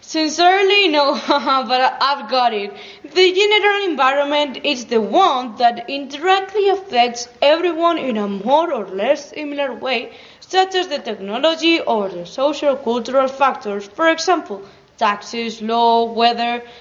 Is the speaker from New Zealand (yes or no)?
no; Basque Country, Spain; from Gipuzkoa.